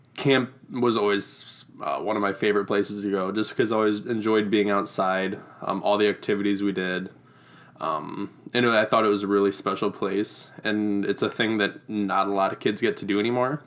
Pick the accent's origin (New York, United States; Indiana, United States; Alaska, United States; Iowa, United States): Iowa, United States; Reedland; I grew up in Reedland, Iowa, which is about half an hour north of Waterloo